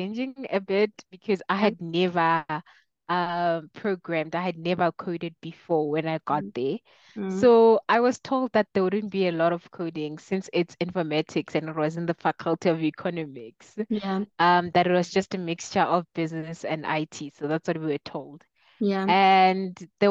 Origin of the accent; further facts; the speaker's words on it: Mokopane, Limpopo, South Africa; moved away as an adult; also born or lived in Pretoria, South Africa; now in Johannesburg, South Africa; I'm from a small town called Mokopani in Limpopo. So I was born and raised there, started school there until I left for varsity.